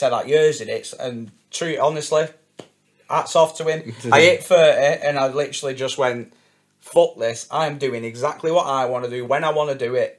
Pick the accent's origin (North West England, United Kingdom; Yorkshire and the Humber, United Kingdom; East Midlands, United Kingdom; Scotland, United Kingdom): North West England, United Kingdom; Wigan; my hometown of Wigan